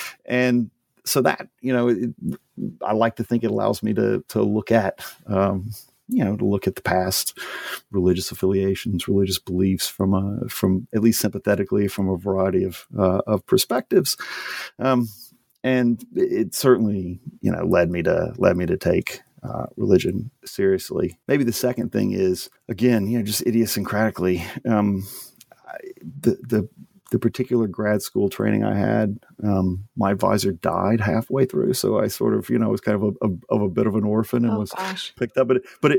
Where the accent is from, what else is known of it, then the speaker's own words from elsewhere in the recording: Louisiana, United States; So I grew up in Louisiana, family's all from there.